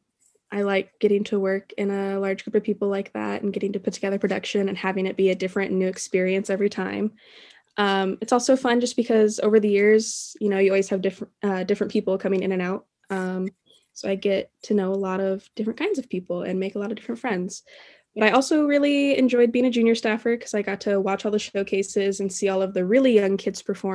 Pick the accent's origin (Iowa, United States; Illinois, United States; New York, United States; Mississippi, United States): Iowa, United States; Davenport; also born or lived in Blue Grass, Iowa; when I was like 9 years old, I moved into town from Bluegrass